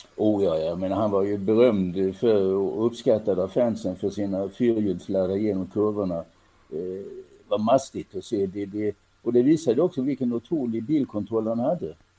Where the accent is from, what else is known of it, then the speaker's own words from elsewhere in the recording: Helsingborg, Skåne, Sweden; jag är född och växte upp i Helsingborg